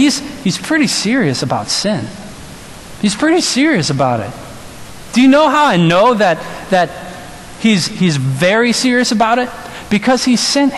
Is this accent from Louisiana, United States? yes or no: yes; New Orleans, Louisiana, United States; moved away; I'm from New Orleans